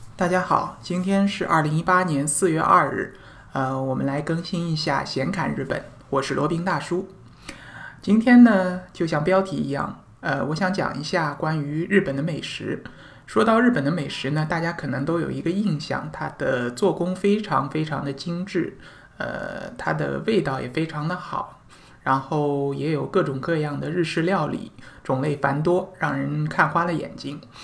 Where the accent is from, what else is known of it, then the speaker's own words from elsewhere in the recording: China; 我们中国人